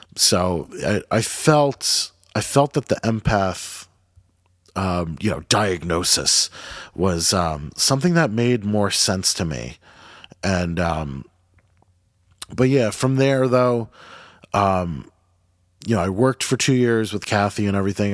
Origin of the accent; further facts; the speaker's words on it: Jackson, New Jersey, United States; growing up in Jackson too, like, we have a lot of, um, we're right by, uh, the Monmouth Battle, Battleground